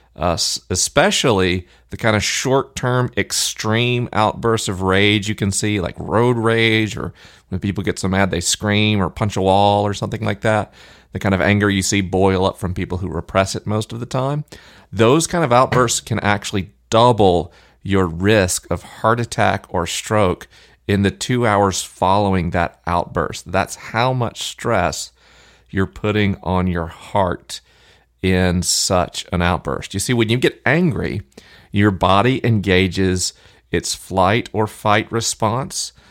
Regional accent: Tallahassee, Florida, United States; Tallahassee, my hometown

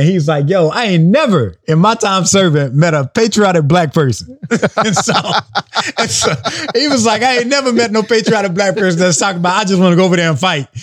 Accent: South Carolina, United States; So I'm from South Carolina

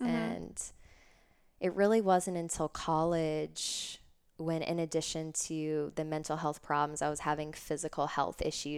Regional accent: Davidson, North Carolina, United States; And I grew up in Davidson, Concord area, North Carolina.

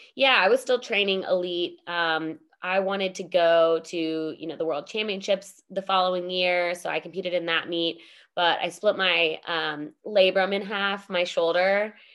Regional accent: United States; being an American

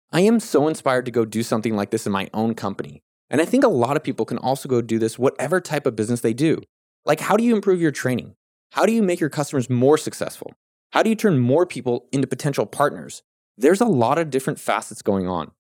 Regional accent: California, United States; I grew up in California.

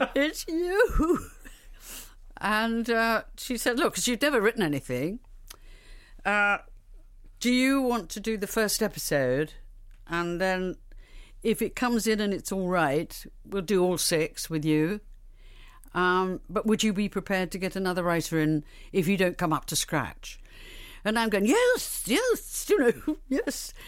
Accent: Liverpool, North West England, United Kingdom; I was redhead from Liverpool

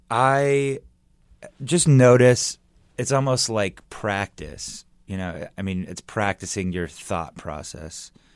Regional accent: Los Angeles, California, United States; moved away as an adult; also born or lived in New York; I'm from Los Angeles.

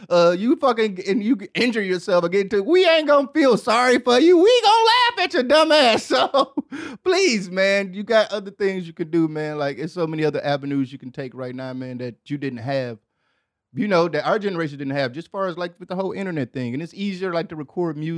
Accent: Midwest, United States; Cause I mean, growing up in the Midwest, it ain't really too much to do.

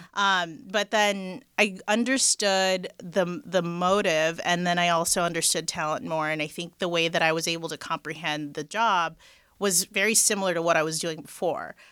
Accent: Los Angeles, California, United States; So I am born and raised in L A, the Valley.

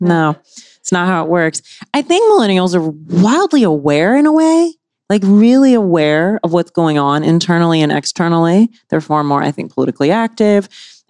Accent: the South, United States; And like growing up in the South, right? Small town, et cetera.

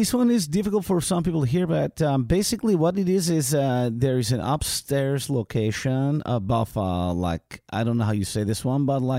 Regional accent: Vilnius, Vilnius County, Lithuania; I'm from Vilnius, Lithuania.

